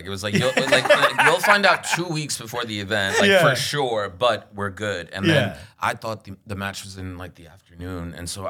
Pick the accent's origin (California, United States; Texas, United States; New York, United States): New York, United States; New York City; I grew up in Queens